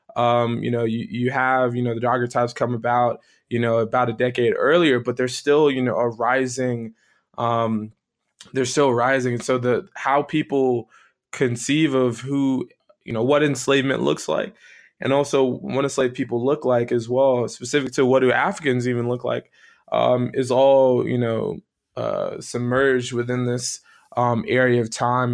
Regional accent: South Florida, United States; moved away; where I grew up uh, was uh, born um, and partially raised in South Florida

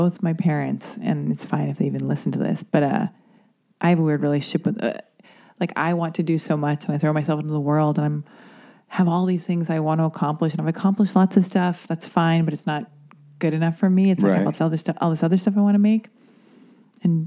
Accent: Los Angeles, California, United States; Born and raised in Hollywood, like West Fountain

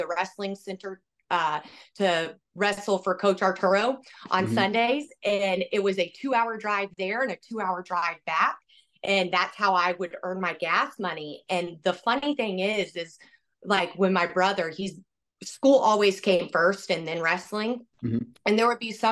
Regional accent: Georgia, United States; moved away as an adult; now in Iowa, United States; I'm originally from Georgia

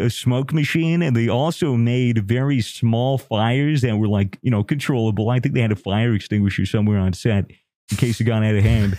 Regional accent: United States; I'm American

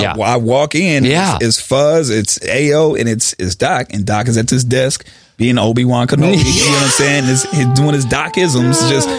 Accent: Carson, California, United States; I'm from Carson

